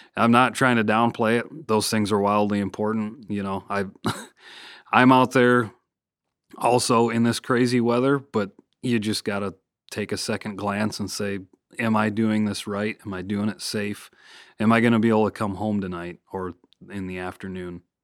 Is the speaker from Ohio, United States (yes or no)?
no; Michigan, United States; moved away; my home state of Michigan